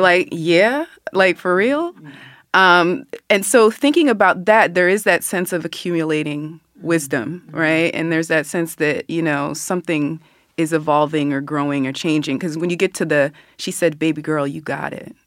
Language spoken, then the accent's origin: English; Philadelphia, Pennsylvania, United States; I was born there. I grew up outside of Germantown, but returned as a young adult and have been there ever since.